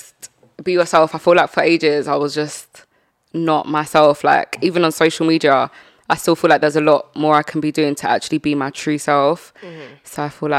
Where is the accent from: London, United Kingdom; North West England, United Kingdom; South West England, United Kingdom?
London, United Kingdom; I want like something in my hometown